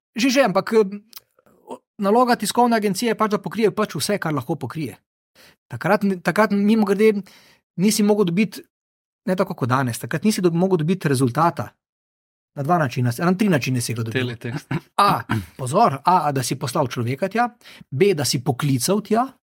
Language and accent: Slovenian; Maribor, Drava, Slovenia; now in Ljubljana, Slovenia; Jaz sem iz Maribora